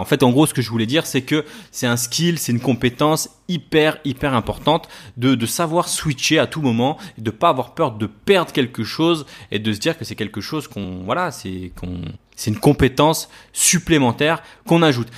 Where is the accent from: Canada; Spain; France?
France; Paris, Île-de-France; je viens de Paris, donc sur Paris